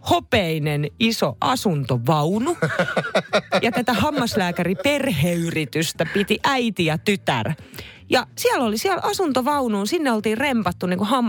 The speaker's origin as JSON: {"language": "Finnish", "town": "Naantali", "region": "Southwest Finland", "country": "Finland", "tie": "born or raised there", "said": "Mä muistan, me muutettiin Naantalista Vantaalle, jossa mä asuin yhden vuoden. Mä kävin vitosluokan siellä, kunnes muutettiin sitten takaisin Naantaliin perheen kanssa."}